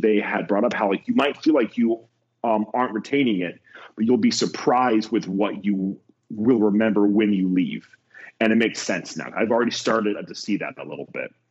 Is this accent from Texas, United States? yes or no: no; Ohio, United States; I'm from Ohio